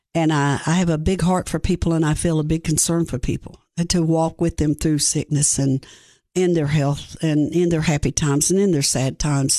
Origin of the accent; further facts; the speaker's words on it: Greene County, Tennessee, United States; I grew up in Greene County, Tennessee. Um, there I was raised by my great-grandparents.